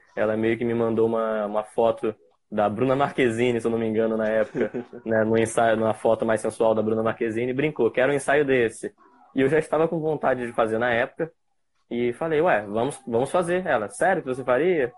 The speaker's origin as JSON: {"language": "Portuguese", "town": "Campos dos Goytacazes", "region": "Rio de Janeiro", "country": "Brazil", "said": "sou de Campos dos Goitacazes, interior do estado do Rio de Janeiro"}